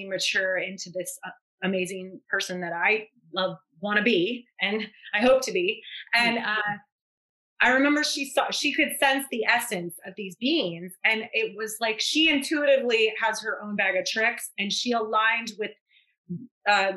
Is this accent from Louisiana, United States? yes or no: yes; New Orleans, Louisiana, United States; I'm from New Orleans